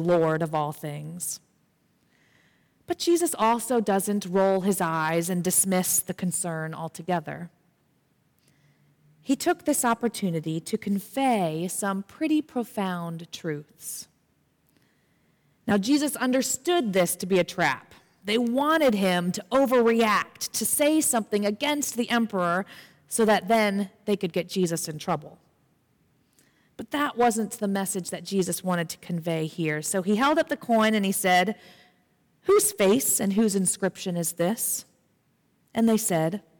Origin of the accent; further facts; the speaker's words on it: United States; as an American myself